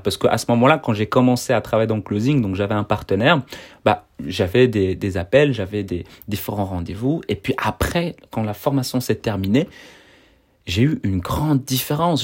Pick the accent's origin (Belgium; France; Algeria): Belgium; Brussels, Brussels-Capital Region; je suis en Belgique, je suis de Bruxelles.